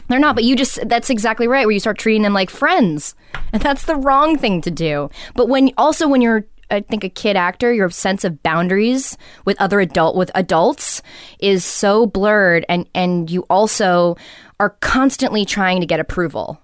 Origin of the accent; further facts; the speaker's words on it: Los Angeles, California, United States; growing up in Venice too